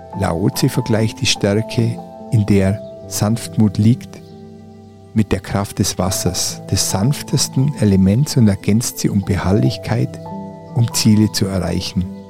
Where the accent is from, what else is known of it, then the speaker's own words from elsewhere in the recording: Oberallgäu, Bavaria, Germany; moved away; Meine Heimat, das Oberallgäu